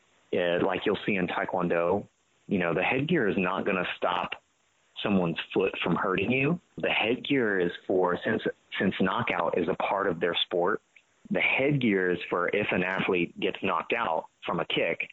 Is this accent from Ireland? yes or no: no; United States; As Americans